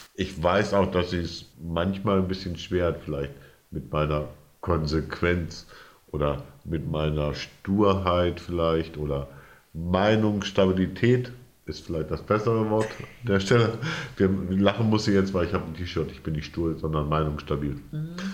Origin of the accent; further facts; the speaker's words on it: Bad Sachsa, Lower Saxony, Germany; moved away as an adult; also born or lived in Wesermarsch; Ich bin aufgewachsen im Südharz, also im westlichen Südharz. Bad Sachsa